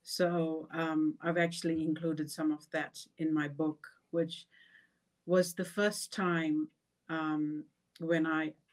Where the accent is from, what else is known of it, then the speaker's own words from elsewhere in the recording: South Africa; moved away as an adult; I was born sixth generation born in South Africa. My forefathers hailed from India, North India. I grew up in a segregated community.